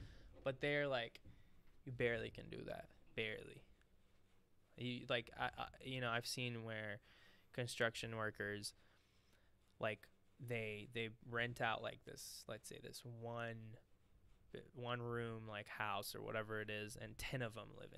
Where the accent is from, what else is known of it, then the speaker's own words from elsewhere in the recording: Dubai, United Arab Emirates; also born or lived in Syria; he moved to Abu Dhabi, like, you know, Dubai in the Emirates. He got a good job there. I was only like 3, so we moved there, and I grew up there my whole life.